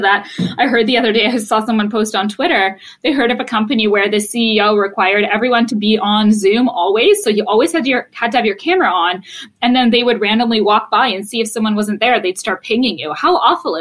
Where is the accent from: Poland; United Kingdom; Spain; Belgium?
Poland; moved away; I was born in Poland.